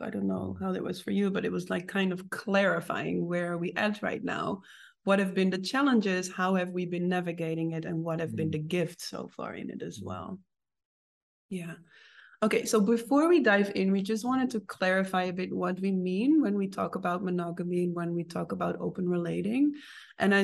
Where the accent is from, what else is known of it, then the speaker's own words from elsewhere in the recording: Netherlands; me growing up in the Netherlands